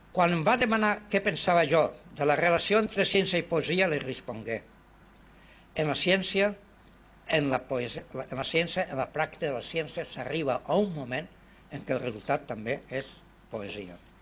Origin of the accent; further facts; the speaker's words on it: Vinaròs, Valencian Community, Spain; moved away as an adult; Que m'han considerat sempre a Vinaròs el més improbable emigrant del meu poble